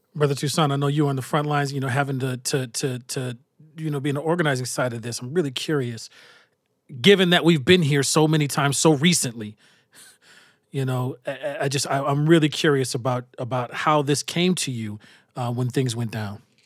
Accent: Minnesota, United States; I was from Minnesota

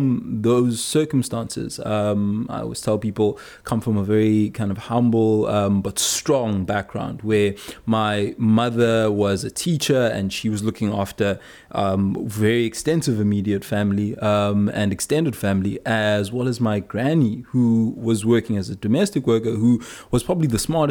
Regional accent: South Coast, KwaZulu-Natal, South Africa; we come from a similar place, the South Coast

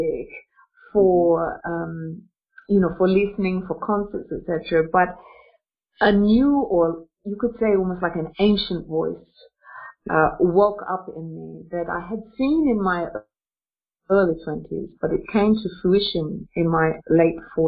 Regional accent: Australia; now in Russia; I'm an Australian woman, but interestingly enough, I'm an Australian woman who lives in Russia

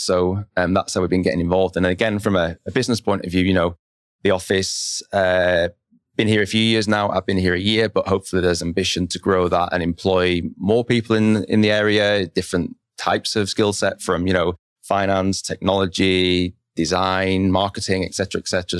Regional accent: Lancaster, North West England, United Kingdom; moved away as an adult; also born or lived in London; now in Bentonville, United States; my hometown in Lancaster

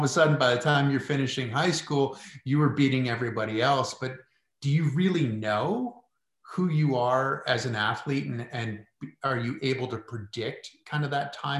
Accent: Park City, Utah, United States; I'm coming from Utah as well. So I'm from Park City.

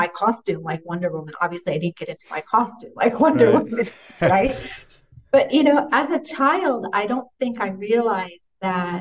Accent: California, United States; now in Saudi Arabia; I grew up in California

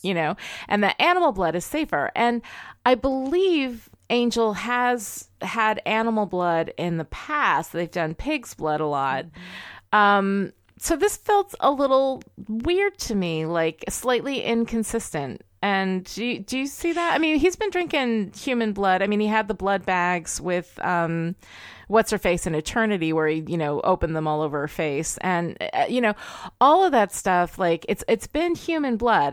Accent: United States; I'm American. I love my country.

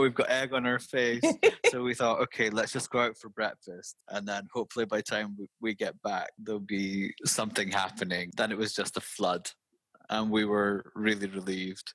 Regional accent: Aberdeen, Scotland, United Kingdom; I'm actually Scottish

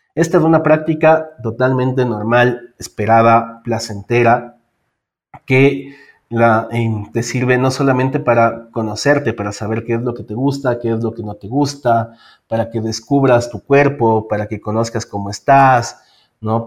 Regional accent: Ecuador; soy eh, del Ecuador, vivo en Quito

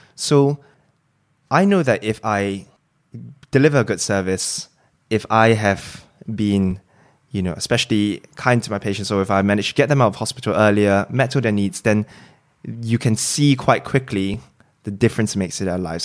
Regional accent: Singapore; moved away as an adult; also born or lived in Cambridge, United Kingdom; now in London, United Kingdom; I was originally from Singapore, came over to do medical school

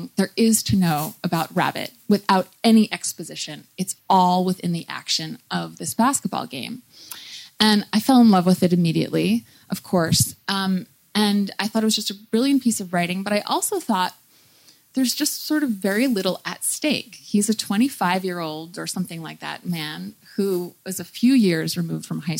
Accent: New York, United States; I'm from the United States. I grew up in New York

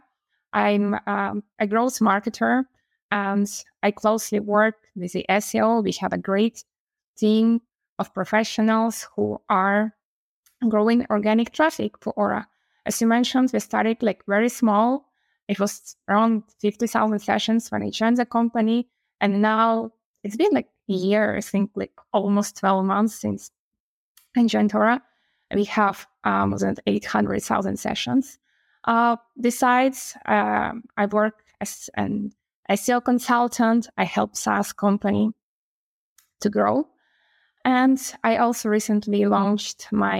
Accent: Ukraine; moved away as an adult; now in Barcelona, Spain; I'm from Ukraine. I'm Ukrainian, female.

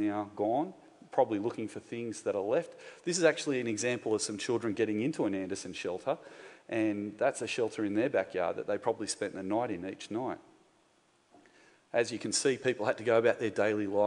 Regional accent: Gymea Bay, New South Wales, Australia; I grew up in Guymere Bay, which is about a stone's throw away from this place that we're meeting in tonight.

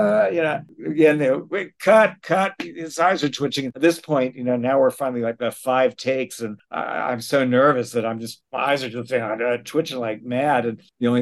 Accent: New York City, New York, United States; I grew up in New York City going to the theater and going to Broadway shows

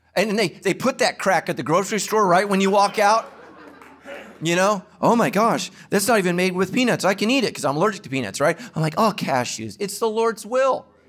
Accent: Ireland; I'm Irish

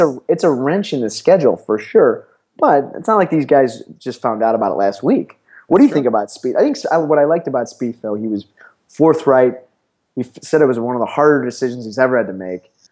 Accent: Chicago, Illinois, United States; also born or lived in Missouri; born and raised in Chicago, Illinois

